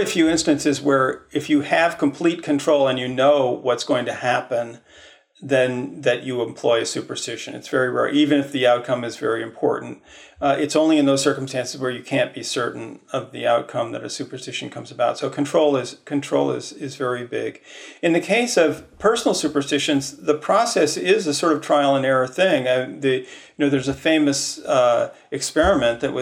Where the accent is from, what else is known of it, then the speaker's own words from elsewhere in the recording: Midwest, United States; I grew up in the Midwest as a sort of default Protestant